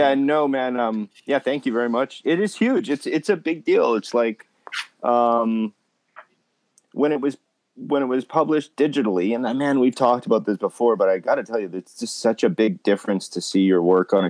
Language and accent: English; Winnipeg, Manitoba, Canada; my hometown in Winnipeg, my high school did like a thing